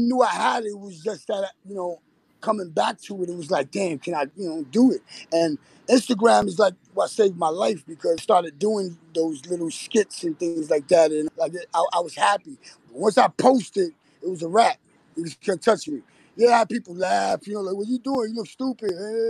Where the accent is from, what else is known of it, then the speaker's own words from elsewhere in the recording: Bronx, New York, United States; I'm in the Bronx, BX.